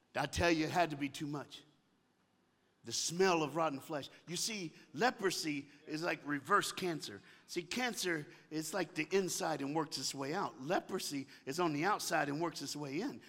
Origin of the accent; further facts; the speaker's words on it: the South, United States; I'm from the United States of America and I live in the South in the United States of America